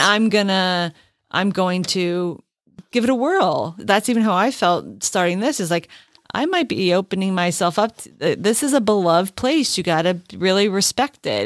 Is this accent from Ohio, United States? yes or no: no; Allentown, Pennsylvania, United States; born or raised there